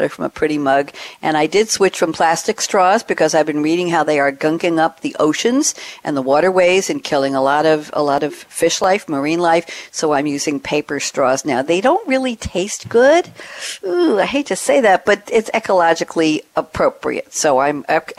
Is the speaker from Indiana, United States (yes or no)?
no; Long Island, New York, United States; moved away; I come from Long Island